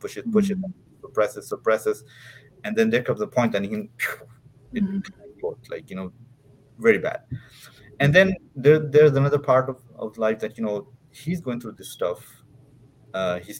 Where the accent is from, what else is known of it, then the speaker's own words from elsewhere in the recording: Dubai, United Arab Emirates; moved away as an adult; also born or lived in Pakistan; I was raised in Dubai.